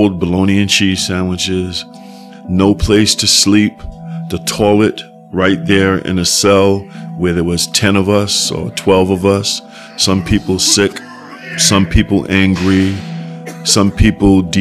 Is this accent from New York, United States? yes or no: yes; New York City, New York, United States; growing up in Soundview, that's how it was.